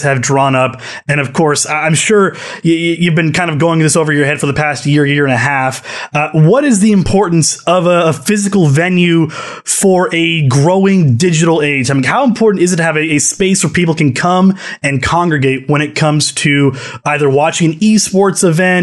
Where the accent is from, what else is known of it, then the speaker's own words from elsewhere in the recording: Dallas, Texas, United States; my hometown back here, Dallas Empire